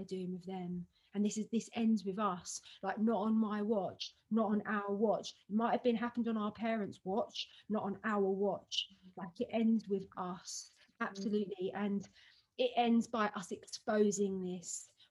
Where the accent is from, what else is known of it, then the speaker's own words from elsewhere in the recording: London, United Kingdom; I went to school in Hampstead and I grew up in London